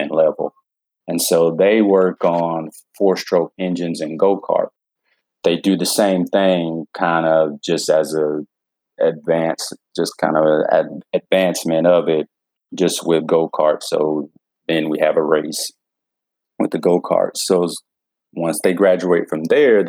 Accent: Georgia, United States; I was raised here in Georgia

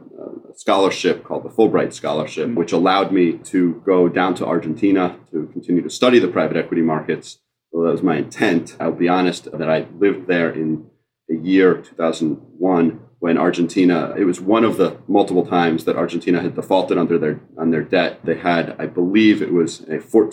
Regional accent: New Jersey, United States; I grew up in New Jersey

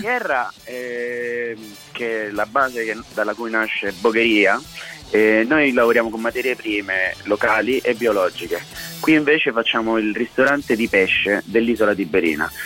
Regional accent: Colombia; now in Rome, Italy; io sono colombiano di origine

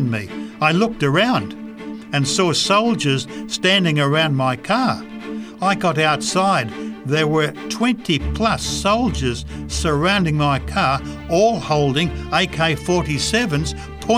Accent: United States; moved away as an adult; now in Democratic Republic of the Congo; I'm an American.

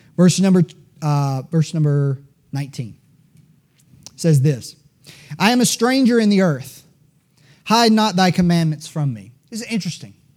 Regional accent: Greenville, South Carolina, United States; born and raised in Greenville, South Carolina, like I was

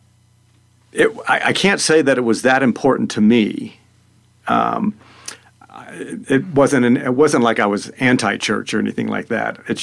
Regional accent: Florida, United States; also born or lived in Madison, Indiana / Alabama / Louisville, Kentucky / Pennsylvania; now in Salida, United States; I grew up in Florida

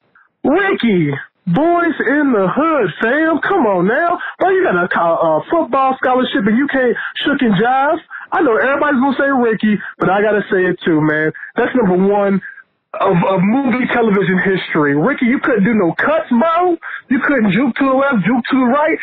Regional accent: Kentucky, United States; I'm from Kentucky.

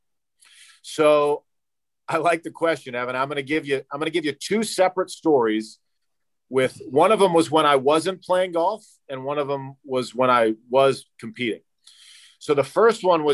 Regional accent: St. Louis, Missouri, United States; I grew up in St. Louis, where unfortunately drinking is very celebrated

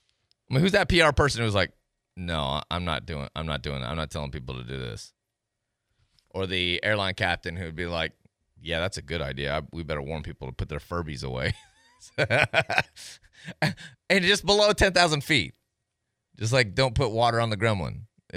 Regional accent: Tennessee, United States; We're both from Tennessee.

